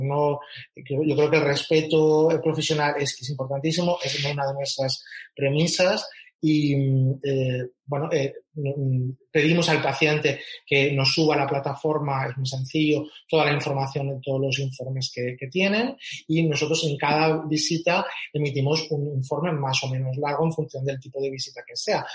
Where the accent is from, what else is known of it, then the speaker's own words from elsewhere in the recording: Catalonia, Spain; moved away; soy, soy catalán